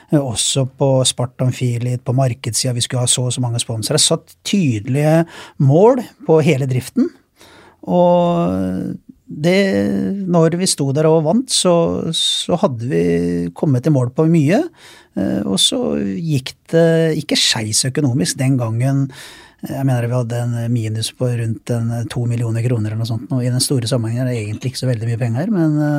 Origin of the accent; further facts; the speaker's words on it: Sarpsborg, Østfold, Norway; jeg er hjemme i Sarpsborg